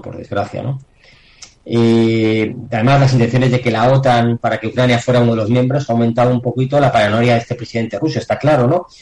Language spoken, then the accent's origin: Spanish; Spain; tenemos en España tenemos algo más de suerte porque somos el sur de Europa